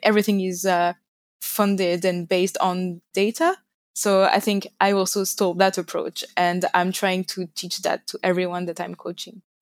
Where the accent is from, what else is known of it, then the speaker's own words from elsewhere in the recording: France; English is a second language; moved away as an adult; now in London, United Kingdom; As you can hear, I come from France, but I'm currently based in London